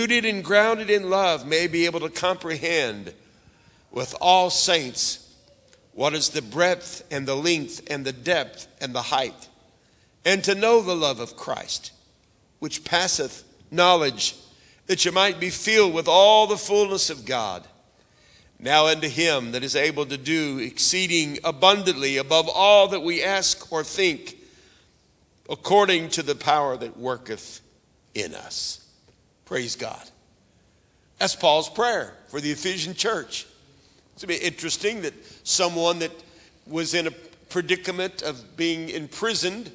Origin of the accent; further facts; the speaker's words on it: Oklahoma, United States; I was raised up in Oklahoma, and right near where I was raised, just to the west of us, was a big lake called Lake Keystone